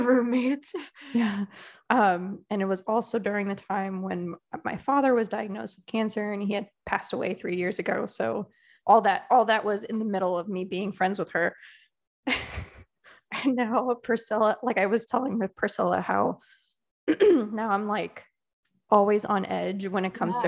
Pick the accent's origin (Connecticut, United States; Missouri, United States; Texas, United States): Connecticut, United States; I'm from Connecticut, which is that whole New England yeah. vibe.